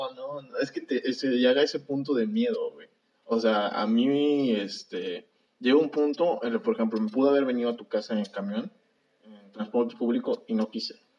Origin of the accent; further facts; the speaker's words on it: Mexico; como mexicanos